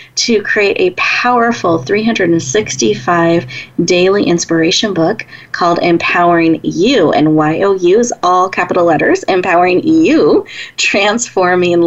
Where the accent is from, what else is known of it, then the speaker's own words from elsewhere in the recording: Washington, United States; now in Northern California, United States; I was born in Washington State